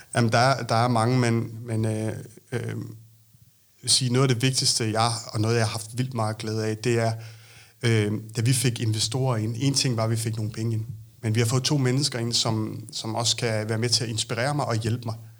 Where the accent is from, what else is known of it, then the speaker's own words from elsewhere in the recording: Lolland, Zealand, Denmark; moved away; also born or lived in Copenhagen; jeg er født på Lolland, men øh, har boet mange år i København